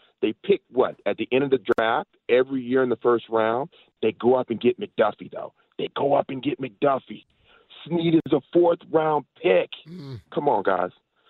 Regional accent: Kansas City, Missouri, United States; now in Fairfax, United States; y'all know I'm from Kansas City.

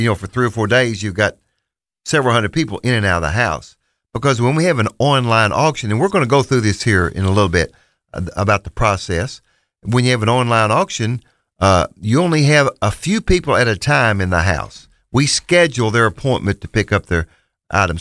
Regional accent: Bootheel of Missouri, United States; moved away; We're originally from Missouri. Terry and I are from the boot heel of Missouri

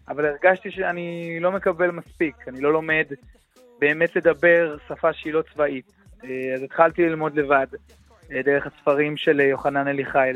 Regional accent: Jerusalem, Jerusalem District, Israel; בתור ירושלמי, אה, ששליש מתושבי העיר שלו פה אה, ערבים

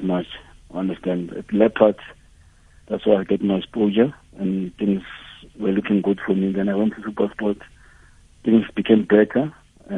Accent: Soweto, Gauteng, South Africa; I grew up in Soweto, in Shawela

